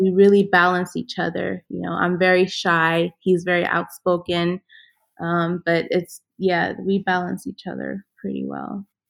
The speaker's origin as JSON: {"language": "English", "country": "Ethiopia", "tie": "born or raised there", "moved": "yes", "said": "I grew up in Ethiopia. My father is from Ghana. My mother is of Ethiopian"}